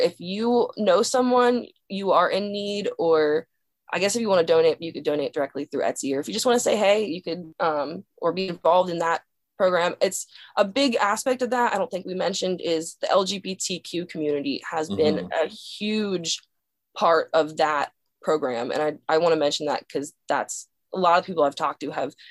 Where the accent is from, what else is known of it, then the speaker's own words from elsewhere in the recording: Dillsburg, Pennsylvania, United States; moved away; My hometown is called Dillsburg, Pennsylvania.